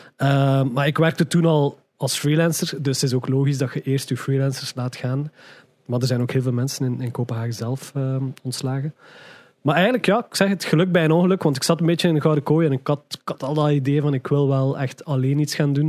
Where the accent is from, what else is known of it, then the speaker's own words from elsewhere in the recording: Ghent, Flanders, Belgium; moved away as an adult; now in Brussels, Belgium; ik geboren ben in Gent, geboren en getogen in Gent